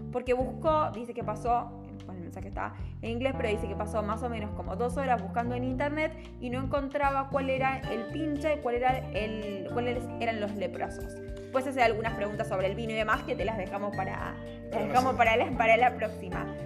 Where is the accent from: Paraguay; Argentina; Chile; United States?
Argentina; nosotros también como argentinos